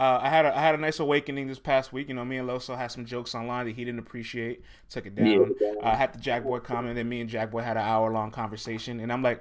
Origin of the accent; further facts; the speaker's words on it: New York City, New York, United States; I'm from the Bronx.